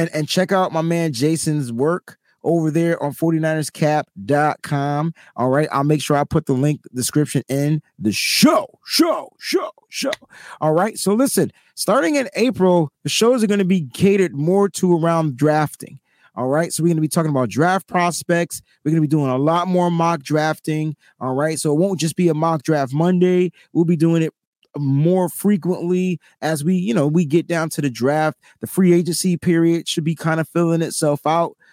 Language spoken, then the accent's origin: English; East Coast, United States; I'm also from the East Coast